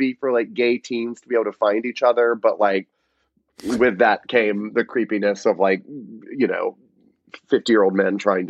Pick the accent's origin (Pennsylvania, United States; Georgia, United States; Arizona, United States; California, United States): Georgia, United States; Rome; moved away; I grew up in Rome, Georgia, which is like 2 hours northwest of Atlanta.